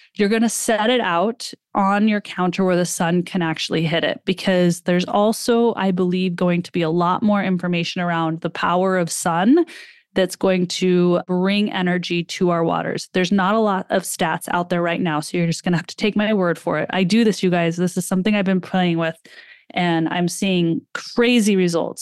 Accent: United States; being an American

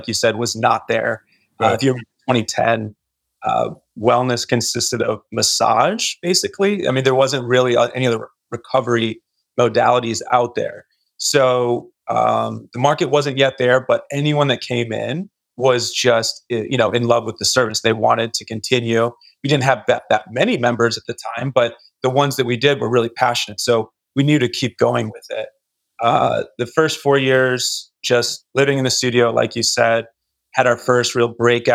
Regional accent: Michigan, United States; moved away as an adult; now in Costa Mesa, United States; I'm from Michigan originally. So I moved out to California back in 2010. I was 24 years old

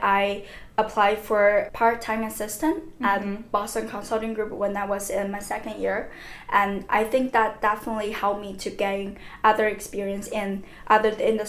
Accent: Wuhan, Hubei, China; English is a second language; moved away as an adult; also born or lived in Beijing; now in France; I come from China. I was born in Wuhan, but I did my bachelor's in Beijing, mm-hmm. in Tsinghua University.

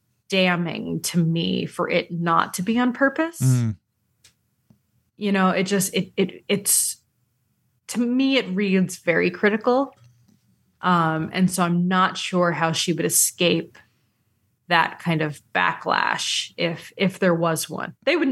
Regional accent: New England, United States; And plus I was from New England.

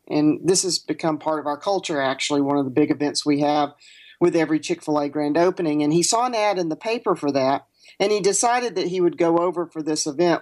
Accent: the South, United States; growing up in the South

